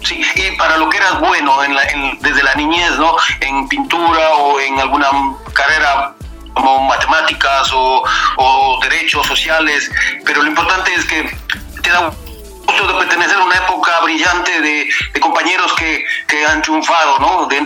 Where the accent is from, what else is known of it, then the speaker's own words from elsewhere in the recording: Ibarra, Imbabura, Ecuador; moved away as an adult; also born or lived in Spain / Netherlands; now in Germany; yo soy un ibarreño nativo de, del barrio de Ajamí Chiquito. Lo que pasa es que yo me crié en La Victoria